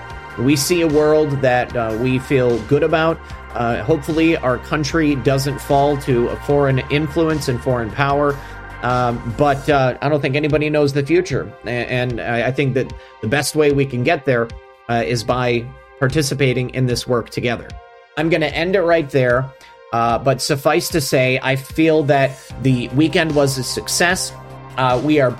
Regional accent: Florida, United States; in Florida in my home state

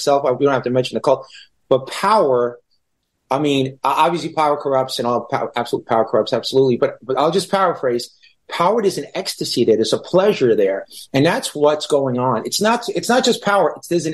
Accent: New York City, New York, United States; also born or lived in Israel; I grew up in Brooklyn

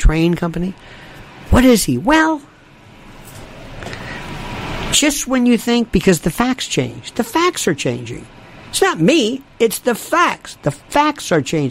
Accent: Florida, United States; I'm from Florida

